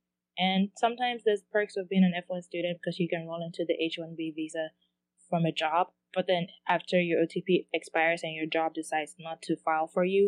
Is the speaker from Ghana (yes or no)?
yes; Ghana; but it's more towards my culture, since I'm Ghanaian.